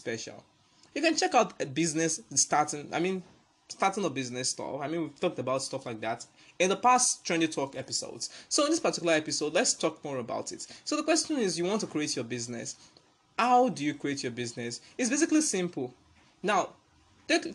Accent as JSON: {"language": "English", "country": "Nigeria", "said": "as a Nigerian"}